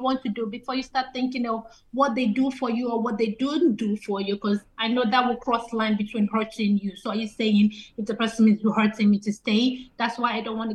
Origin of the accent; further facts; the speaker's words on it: Nigeria; also born or lived in England; now in Ireland; I'm Nigerian.